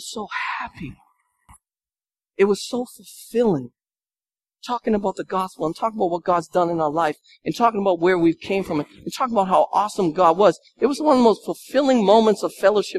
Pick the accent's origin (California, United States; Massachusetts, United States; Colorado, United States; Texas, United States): Massachusetts, United States; Lynn; I'm from Lynn